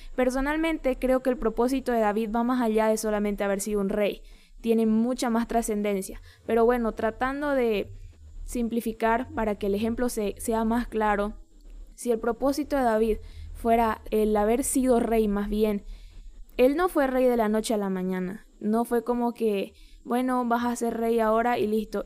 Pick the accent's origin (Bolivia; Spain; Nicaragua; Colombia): Bolivia; un pastor demasiado significativo en mi país ha partido con el Señor